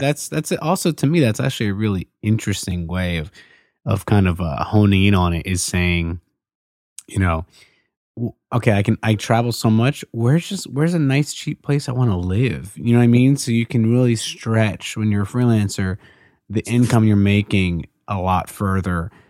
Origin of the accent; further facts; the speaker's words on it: Baltimore, Maryland, United States; from Baltimore